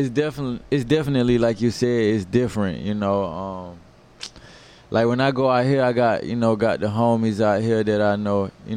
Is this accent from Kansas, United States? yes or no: no; Atlanta, Georgia, United States; growing up in Atlanta